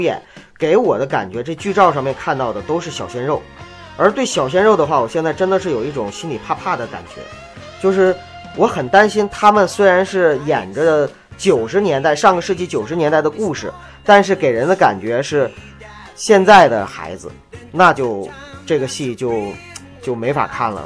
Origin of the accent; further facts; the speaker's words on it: Northeast China, China; 而我是东北人